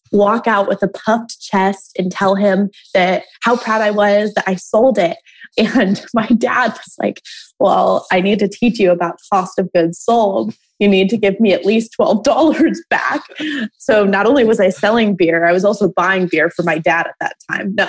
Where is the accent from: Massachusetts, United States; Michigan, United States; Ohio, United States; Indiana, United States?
Ohio, United States; Toledo; I grew up in Toledo, Ohio